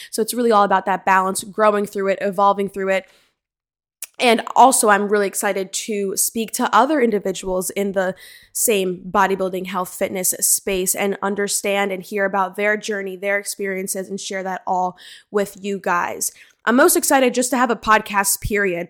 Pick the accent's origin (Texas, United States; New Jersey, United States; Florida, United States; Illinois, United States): New Jersey, United States; also born or lived in Maryland; I am from Central Jersey, born and raised here